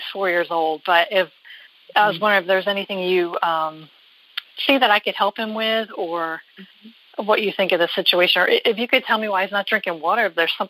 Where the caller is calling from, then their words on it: New Jersey, United States; I'm from New Jersey.